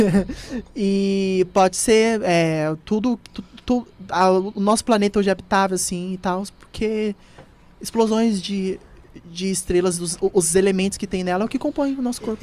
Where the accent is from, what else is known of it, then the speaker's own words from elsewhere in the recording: São Paulo, Brazil; Eu nasci em São Paulo, uhum. aqui mesmo, em São Miguel.